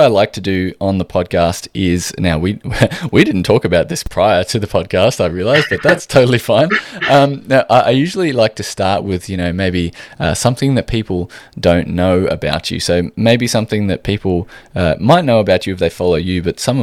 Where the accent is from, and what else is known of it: Australia